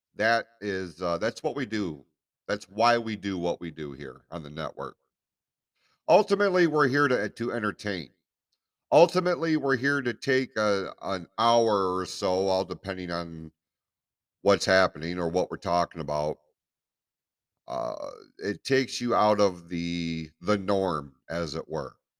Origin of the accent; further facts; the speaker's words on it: United States; as American citizens